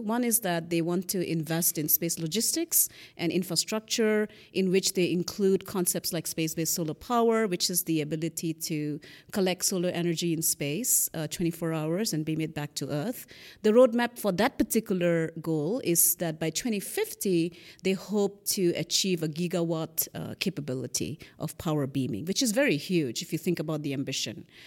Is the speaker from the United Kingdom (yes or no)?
no; Northeast India, India; moved away; I grew up in Northeast India